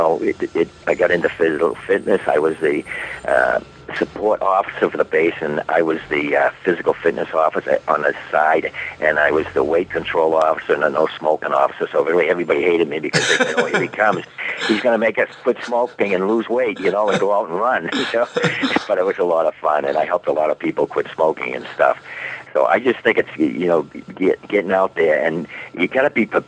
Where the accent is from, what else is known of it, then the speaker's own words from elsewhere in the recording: Boston, Massachusetts, United States; we're from Boston